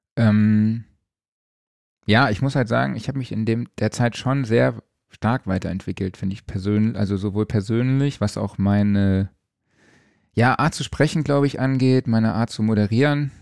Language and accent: German; Saarland, Germany; aus meiner Heimat, dem Saarland